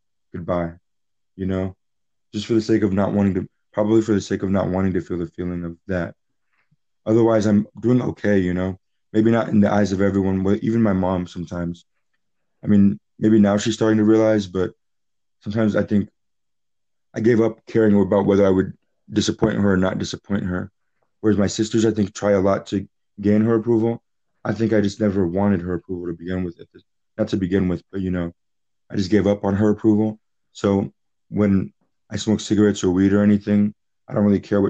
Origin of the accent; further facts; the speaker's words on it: Charlotte, North Carolina, United States; also born or lived in Philadelphia; I was raised in Charlotte